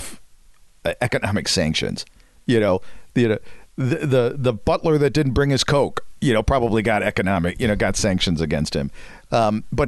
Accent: United States; us Americans

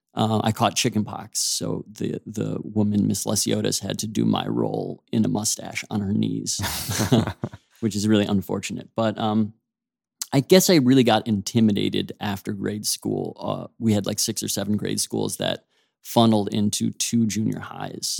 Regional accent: Oak Park, Illinois, United States; I grew up right outside of Chicago in a suburb called Oak Park

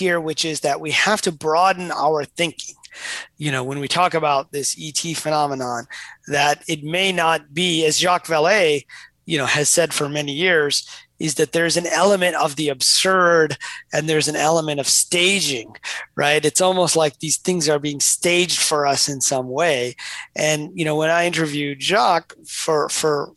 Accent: Detroit, Michigan, United States; I grew up in Detroit

